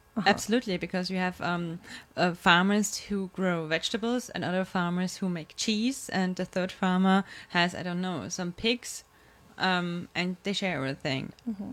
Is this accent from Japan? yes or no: no; Vienna, Austria; I'm born and raised in Vienna